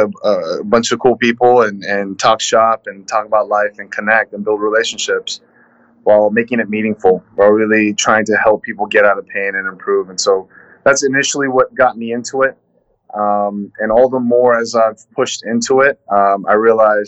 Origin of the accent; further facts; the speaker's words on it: Los Angeles, California, United States; I'm a born and raised Southern California kid, Los Angeles.